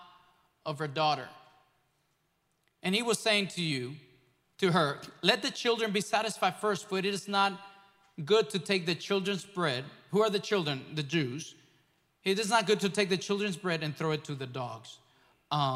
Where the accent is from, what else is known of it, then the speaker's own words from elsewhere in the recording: Mexico; moved away; growing up in Mexico, in a nation that is mostly Catholic.